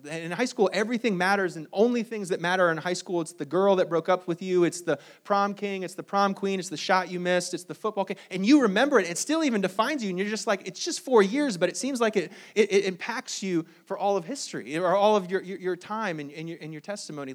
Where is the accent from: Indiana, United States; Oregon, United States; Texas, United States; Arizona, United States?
Indiana, United States; South Bend; moved away; my wife and I, uh, we, we grew up in South Bend, Indiana